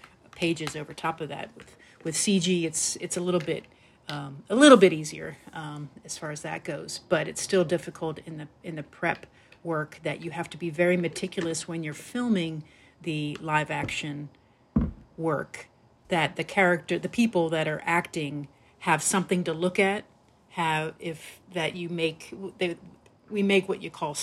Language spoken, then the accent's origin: English; East Coast, United States; I grew up on the East Coast